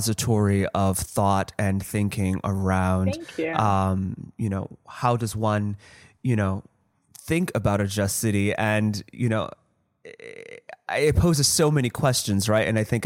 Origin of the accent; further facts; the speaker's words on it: St. Louis, Missouri, United States; I'm from St. Louis